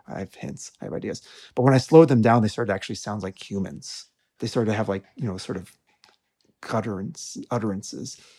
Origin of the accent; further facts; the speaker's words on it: Tucson, Arizona, United States; I grew up in Tucson, Arizona